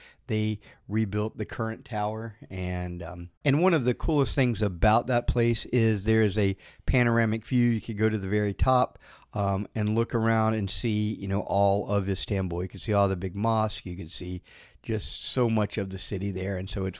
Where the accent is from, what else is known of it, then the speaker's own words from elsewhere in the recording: Florida, United States; I was from Florida.